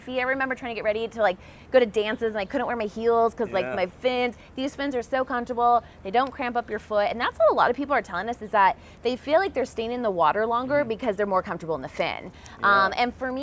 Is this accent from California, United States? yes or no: yes; Southern California, United States; also born or lived in Ann Arbor, Michigan; This is the first one really outside of my hometown